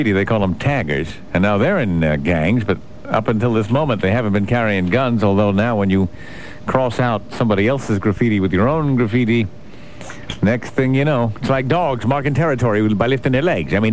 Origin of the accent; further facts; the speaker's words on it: Bronx, New York, United States; oh, sure, we did a little graffiti back when I was growing up in the Bronx